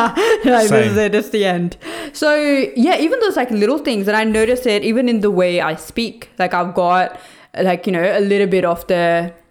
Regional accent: Norway; And then I had obviously pictures of me growing up in Norway and it was all just always like beautiful and snowy.

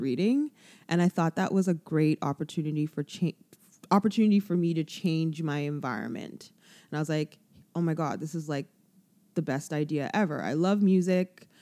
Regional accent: Toronto, Ontario, Canada; I've lived in Toronto all my life

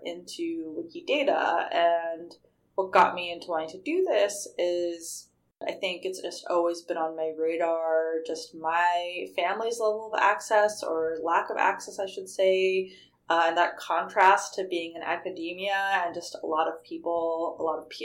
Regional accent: Salt Lake City, Utah, United States; moved away as an adult; now in La Jolla, United States; I grew up in Salt Lake City, Utah, to two immigrant parents

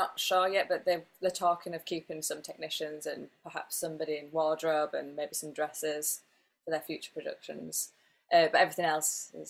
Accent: England, United Kingdom; moved away as an adult; also born or lived in Las Vegas, United States / Italy; now in Paris, France; I'm from England, so live so far from my family.

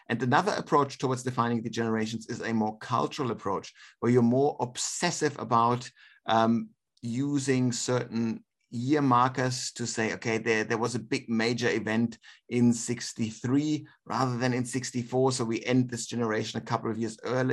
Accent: Germany; now in Australia; Germany, my home country

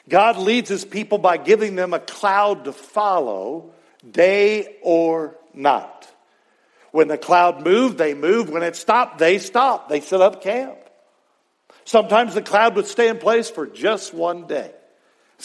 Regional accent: Texas, United States; growing up in Texas working, hauling hay one time, and it was the summer of 1980

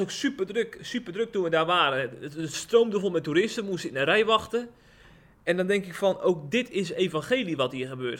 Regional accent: Rotterdam, South Holland, Netherlands; ik ben in Rotterdam geboren

